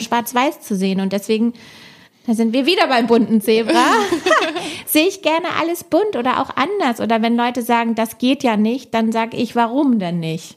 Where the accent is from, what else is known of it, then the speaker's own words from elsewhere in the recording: Hamburg, Germany; wir sind ja auch Norddeutsch direkt, wir sind beide Hamburger Mädels